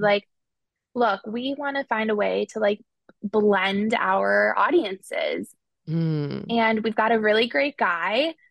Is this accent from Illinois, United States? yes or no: yes; Chicago, Illinois, United States; I'm from Chicago